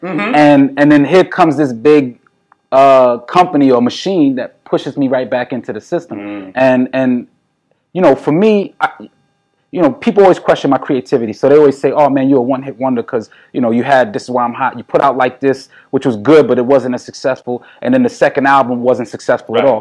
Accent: New York City, New York, United States; As a New Yorker

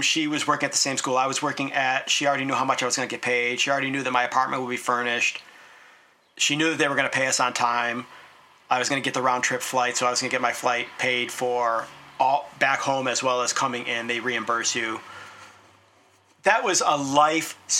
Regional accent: United States; also born or lived in South Korea; In America, we don't have this.

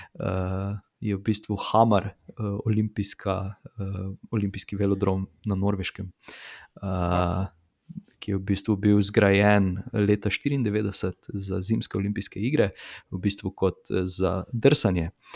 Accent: Slovenia

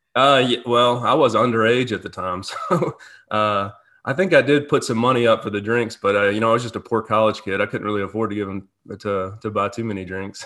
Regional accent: Birmingham, Alabama, United States; moved away as an adult; also born or lived in Georgia; now in Jackson, United States; I'm originally from Birmingham, Alabama

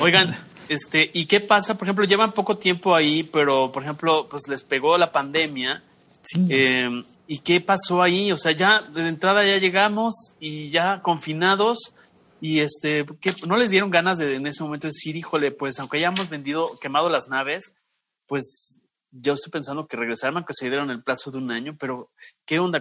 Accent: Mexico; como mexicano

